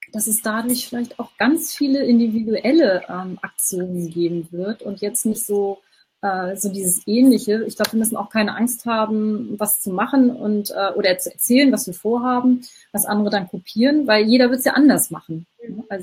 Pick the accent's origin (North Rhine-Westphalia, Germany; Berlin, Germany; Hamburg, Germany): Hamburg, Germany; Ähm, also ich bin ja aus Hamburg, aus dem Norden. Ich kenne das nicht so sehr.